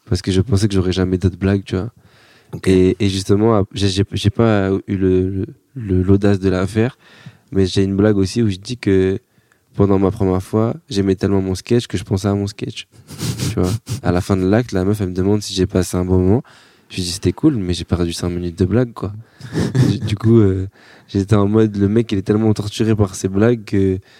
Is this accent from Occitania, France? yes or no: no; Bordeaux, Nouvelle-Aquitaine, France; Eh, moi, je viens de Bordeaux. J'ai fait 10 heures de route, j'ai pris un bus, un train.